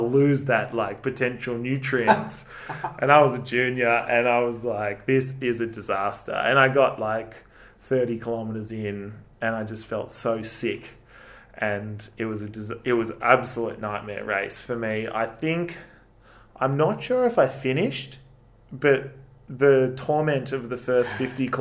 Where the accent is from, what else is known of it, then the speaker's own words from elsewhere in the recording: Mount Beauty, Victoria, Australia; I grew up in Mount Beauty